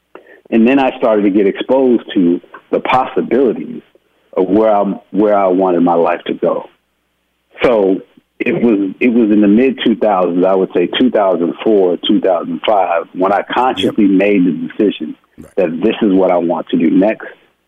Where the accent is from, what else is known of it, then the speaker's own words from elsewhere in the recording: Houston, Texas, United States; I mean, I'm a boy from Houston, Texas.